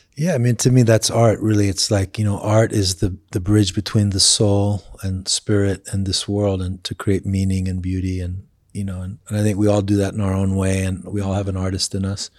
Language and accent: English; England, United Kingdom; moved away; I grew up in England